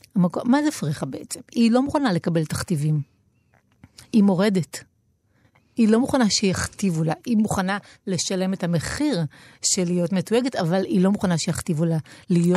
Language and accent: Hebrew; Tel Aviv-Yafo, Tel Aviv District, Israel; נולדתי ביפו